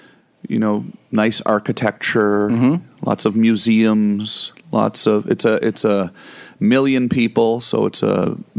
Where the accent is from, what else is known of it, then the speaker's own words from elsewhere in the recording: Ottawa, Ontario, Canada; I am from Ottawa.